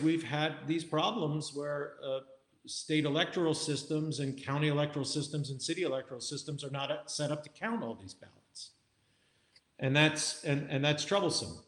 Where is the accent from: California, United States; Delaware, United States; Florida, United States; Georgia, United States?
Delaware, United States; Wilmington; moved away; in my home state of Delaware. You know, Joe, Joe Biden and I are fellow Delawareans.